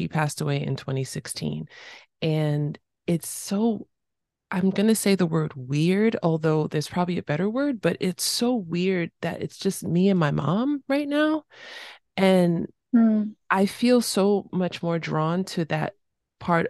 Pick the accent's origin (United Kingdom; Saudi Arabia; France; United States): United States; New York City, New York; I grew up in New York City